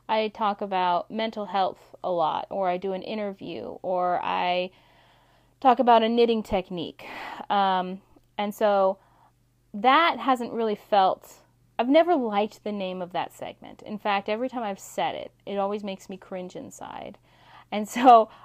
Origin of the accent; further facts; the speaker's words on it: Alaska, United States; my home state of Alaska